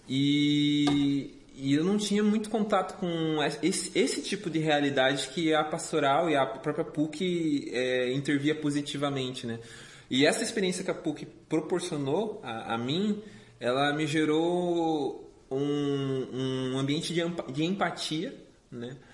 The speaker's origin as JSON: {"language": "Portuguese", "town": "Joinville", "region": "Santa Catarina", "country": "Brazil", "tie": "born or raised there", "also_born_or_lived": "Curitiba", "moved": "as an adult", "said": "eu sou natural de Santa Catarina, sou joinvilense"}